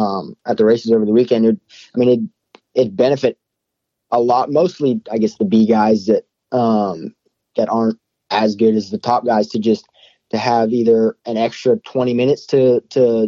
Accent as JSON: {"language": "English", "region": "California", "country": "United States", "said": "I'm from California"}